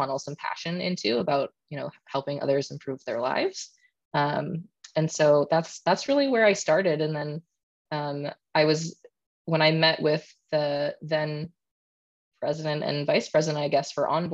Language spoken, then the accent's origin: English; Canada; being Canadian